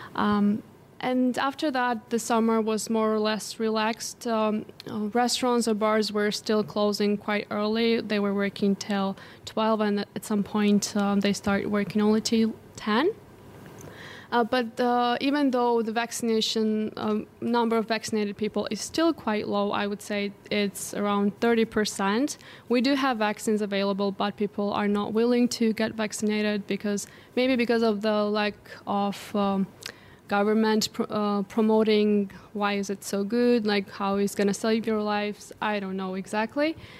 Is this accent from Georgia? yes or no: yes; Georgia; born or raised there